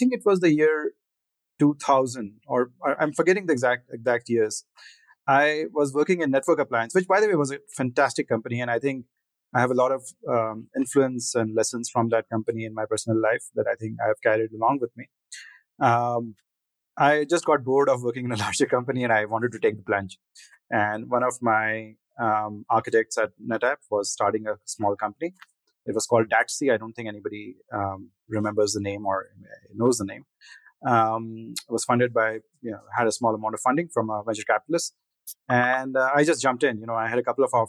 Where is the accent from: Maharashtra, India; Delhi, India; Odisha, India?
Delhi, India; I grew up mostly in Delhi, you know, which is the capital of India